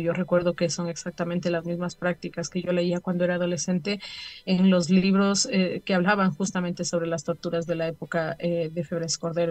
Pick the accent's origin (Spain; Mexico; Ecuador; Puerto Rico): Ecuador; como familias y como ecuatorianos